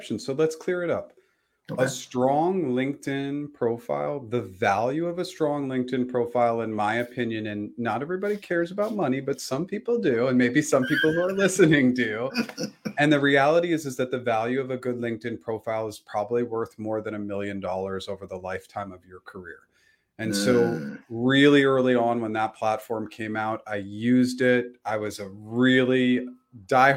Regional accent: Boston, Massachusetts, United States; also born or lived in Pennsylvania; went back to Boston, and I got a job in finance.

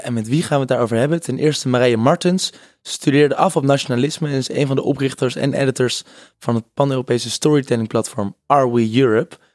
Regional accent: Netherlands; also born or lived in South Africa; wij als Nederlanders

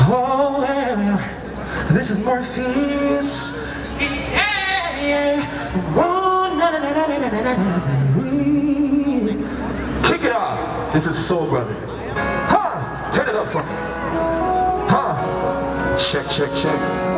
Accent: Toronto, Ontario, Canada; I am born in Toronto, Ontario, Canada, proud of it.

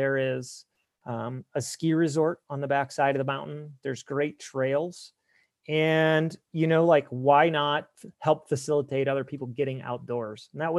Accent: Ohio, United States; From Ohio, from the okay. greater Midwest. I had lived on Lake Erie for 11 years prior to moving.

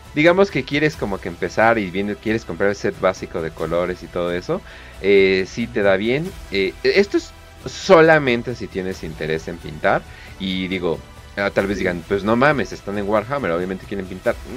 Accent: Mexico; somos mexicanos

